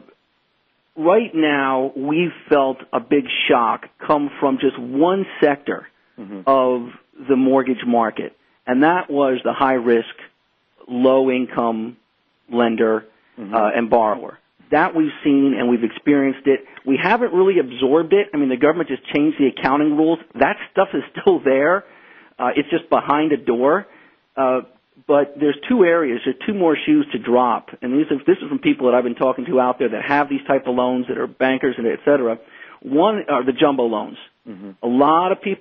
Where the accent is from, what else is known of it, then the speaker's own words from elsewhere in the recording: United States; as an American